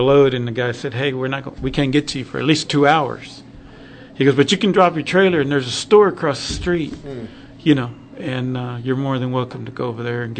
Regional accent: Texas, United States; We were about 20 miles south of Lubbock.

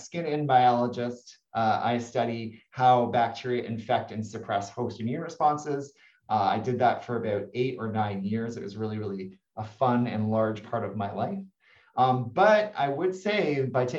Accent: Toronto, Ontario, Canada; moved away as an adult; now in Santa Barbara, United States; my hometown is Toronto, Ontario, Canada

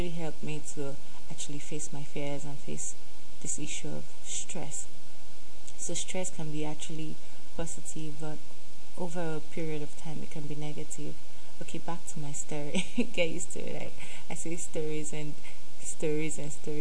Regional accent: Nigeria; accent: Nigerian; I have the Nigerian self in me, so, and I have the Pidgin self also. And I have the Yoruba self

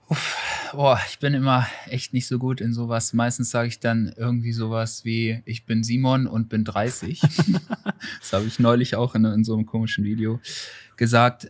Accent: Bad Nenndorf, Lower Saxony, Germany; moved away as an adult; now in Hanover, Germany; ich komme nicht direkt aus Hannover, ich komme aus Bad Nendorf, das ist so dreißig Kilometer von Hannover entfernt, ein Kurort

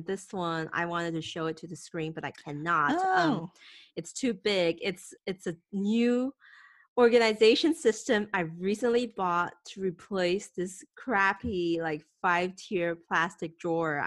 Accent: Thailand; English is a second language; also born or lived in Taiwan; I moved to Thailand from Taiwan at age of 8, so that was second grade.

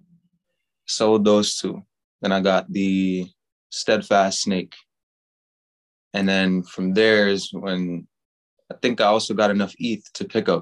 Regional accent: New York, United States; Born and raised in New York.

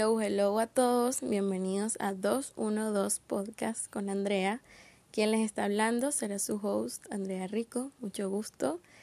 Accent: Caracas, Capital District, Venezuela; soy caraqueña, con 22 años

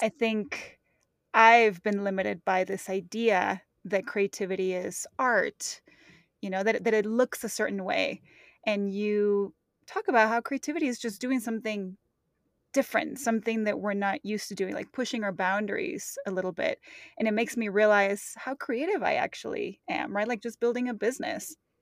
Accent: Mexico; moved away; I grew up in Mexico in very touristy places

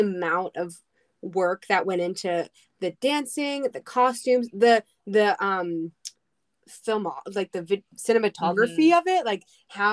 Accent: Philadelphia, Pennsylvania, United States; I'm from Philly

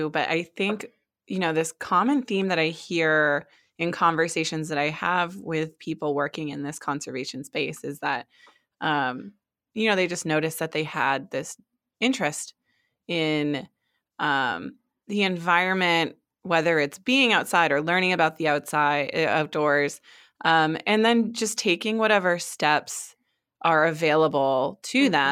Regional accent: Maine, United States; also born or lived in Hawaii; I always tell people that I'm from Maine, but I actually was born in Hawaii and moved all over the place.

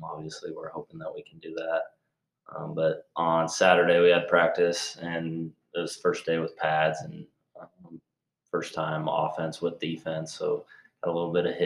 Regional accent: Story City, Iowa, United States; from Story City, Iowa.

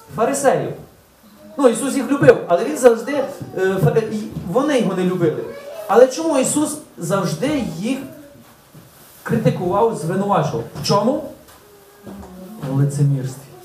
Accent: Ulychne, Ukraine; moved away; З Улишна, з мого рідного села

